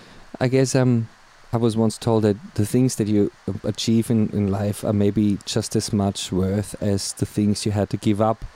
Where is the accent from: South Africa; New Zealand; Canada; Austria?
Austria; Graz, Styria; first language German; English is a second language; moved away as an adult; also born or lived in Copenhagen, Denmark; now in Australia; I was born and bred in Austria, in Europe.